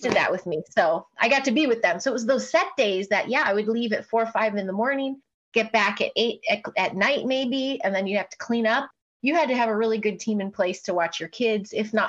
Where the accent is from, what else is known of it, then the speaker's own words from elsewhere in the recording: Chicago, Illinois, United States; Mostly Chicago. Yeah. Okay. I started in the industry in Chicago.